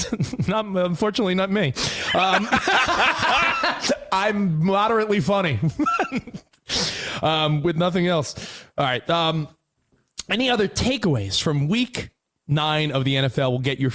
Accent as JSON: {"language": "English", "region": "New York", "country": "United States", "tie": "born or raised there", "lives_now": "Los Angeles, United States", "said": "I'm from the East Coast. I'm living in LA now with you guys. But I grew up in New York. I lived in Brooklyn. I lived in Staten Island. I lived on Long Island. I lived in Hoboken. I lived in Manhattan."}